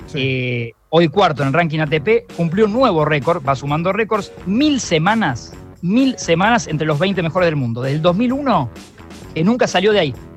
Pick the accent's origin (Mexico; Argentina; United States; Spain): Argentina; en Argentina somos todos técnicos